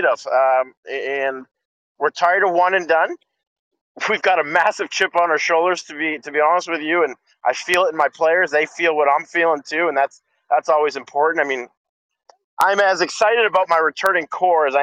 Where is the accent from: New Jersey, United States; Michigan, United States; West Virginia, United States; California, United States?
Michigan, United States; now in Tucson, United States; I'm from Michigan